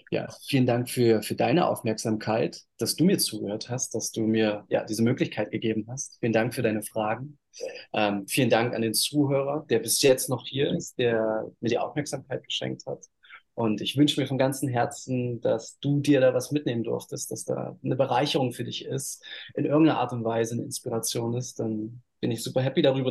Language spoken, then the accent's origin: German; Halle, Saxony-Anhalt, Germany; moved away as an adult; also born or lived in Bali, Indonesia; now in Uluwatu, Indonesia; ich bin in Halle Neustadt groß geworden